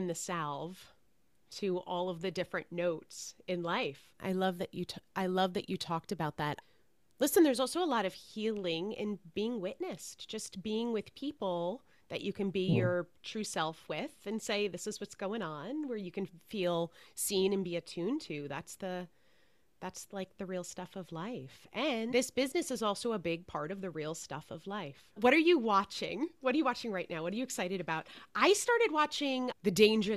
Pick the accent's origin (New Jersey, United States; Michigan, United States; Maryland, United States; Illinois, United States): New Jersey, United States; I'm from Jersey